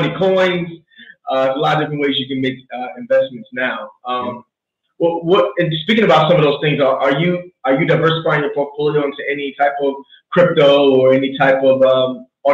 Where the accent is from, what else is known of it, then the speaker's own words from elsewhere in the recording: New York City, New York, United States; moved away; also born or lived in Hampton Roads, Virginia; I grew up in Brooklyn. I moved to the Hampton Roads area